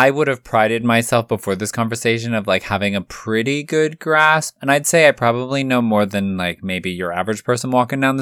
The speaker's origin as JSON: {"language": "English", "region": "California", "country": "United States", "said": "I'm from California"}